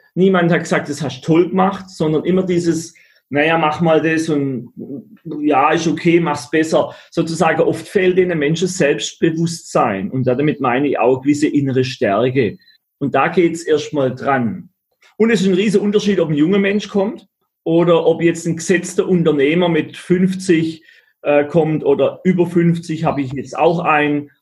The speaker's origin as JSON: {"language": "German", "area": "Black Forest", "region": "Baden-Württemberg", "country": "Germany", "said": "aus dem Schwarzwald, wo ich herkomme"}